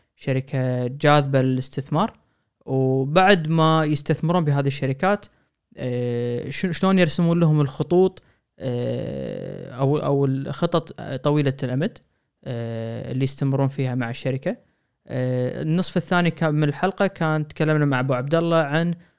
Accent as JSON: {"language": "Arabic", "country": "Kuwait", "said": "عندنا بالكويت"}